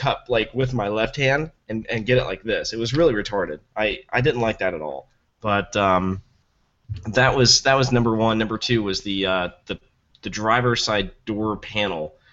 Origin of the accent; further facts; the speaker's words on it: Tennessee, United States; I'm from Tennessee